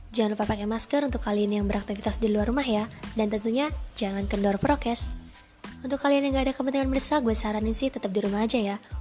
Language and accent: Indonesian; Palembang, South Sumatra, Indonesia; born there; Nyokap gue lahir di Jawa, bokap gue di Medan dan gue di Palembang.